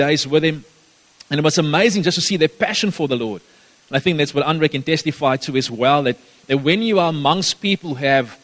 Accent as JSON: {"language": "English", "area": "Gaddis", "region": "Northern Cape", "country": "South Africa", "tie": "born or raised there", "moved": "yes", "lives_now": "Somerset West, South Africa", "said": "That's where I grew up for a few years. I lived in Gaddis"}